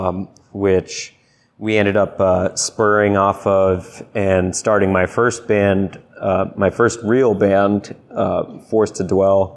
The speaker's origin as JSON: {"language": "English", "town": "Deep River", "region": "Connecticut", "country": "United States", "tie": "born or raised there", "said": "Deep River, Connecticut"}